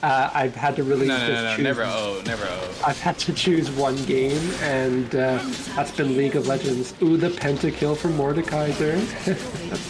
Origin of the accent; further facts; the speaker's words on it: Canada; I'm Canadian